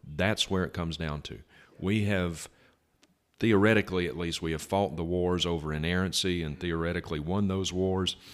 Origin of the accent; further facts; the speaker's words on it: Vicksburg, Mississippi, United States; my hometown of Vicksburg